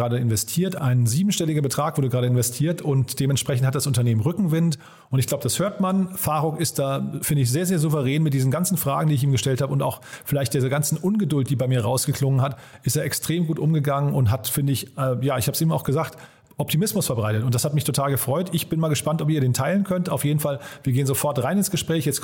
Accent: Berlin, Germany; Da habe ich dann gedacht, naja, ich bin ja Berliner, ich kenne den Zustand der öffentlichen Verwaltung hier oder den Digitalisierungsgrad.

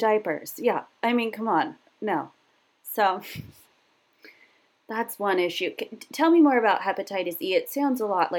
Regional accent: Virginia, United States; Okay, we're from Virginia.

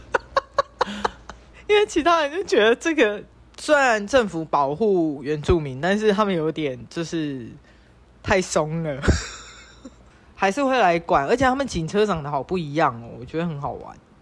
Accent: Taiwan; 我们台湾人，就是东方人

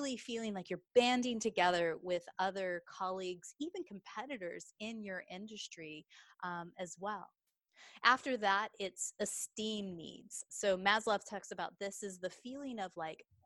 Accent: Texas, United States; now in England; as you can tell from my accent, I am a Texas girl, but I actually live in England.

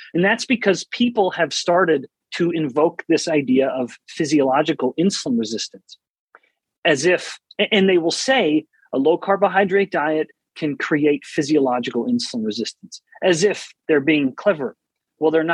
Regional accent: Canada; now in United States; I'm originally from Canada, born and raised

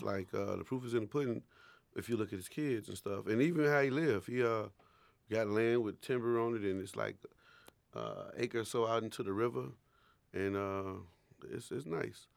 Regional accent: Chicago, Illinois, United States; I was from Chicago

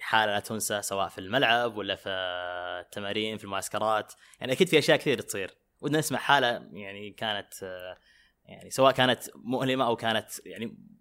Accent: Saudi Arabia

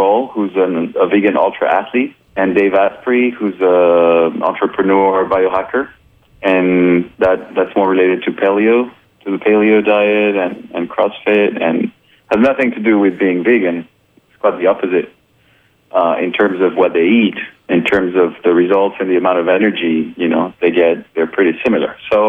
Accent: France; English is a second language; also born or lived in Colombia / Brazil / Japan; now in United States; Yeah, I'm also Colombian, but have a really multicultural background. I was born in Colombia, grew up in France. I've lived in Brazil, in Japan, and I've been in the U.S. for about 4 years now.

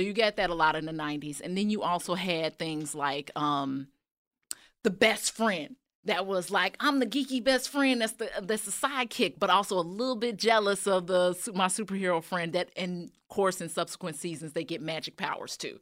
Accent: Chicago, Illinois, United States; moved away as an adult; Chicago, born and raised

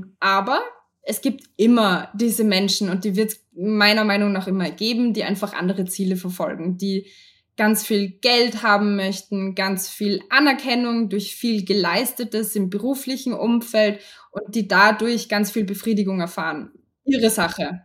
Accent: Austria; ich kann jetzt nur für uns in Österreich sprechen

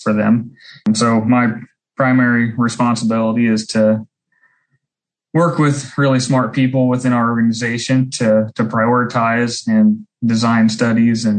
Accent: Southeast Illinois, United States; I grew up in Southeast Illinois on a swine and grain farm

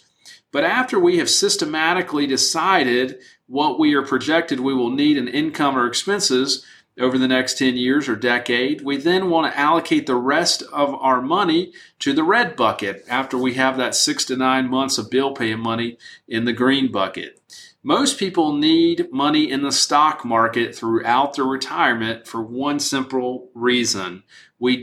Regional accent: United States

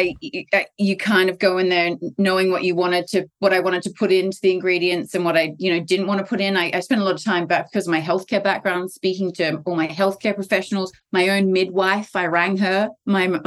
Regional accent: Australia; I'm Australian. I actually tried to do the business here in Australia.

